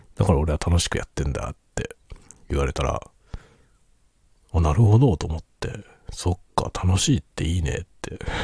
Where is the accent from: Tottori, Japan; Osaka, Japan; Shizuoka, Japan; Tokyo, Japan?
Tokyo, Japan; now in Hokkaido, Japan; 僕はもともと東京人なので、東京に住んでた時